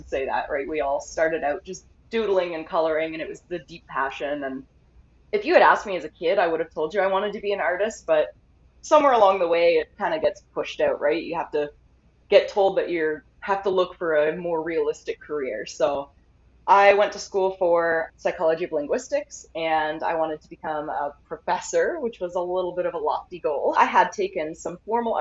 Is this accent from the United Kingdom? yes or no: no; Canada; I'm a Canadian artist